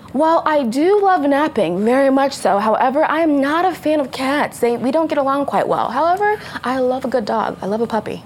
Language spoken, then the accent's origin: English; Texas, United States; I was from Texas